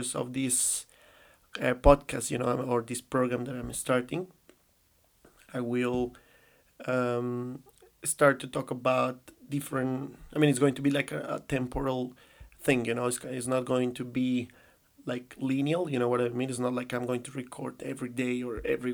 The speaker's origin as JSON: {"language": "English", "country": "Colombia", "tie": "born or raised there", "second_language": "English", "moved": "as an adult", "lives_now": "China", "said": "I live kind of like all my childhood and, like, in Colombia, I already say it, you know, it's kind of like the tip, but I live all my childhood in my country in South America"}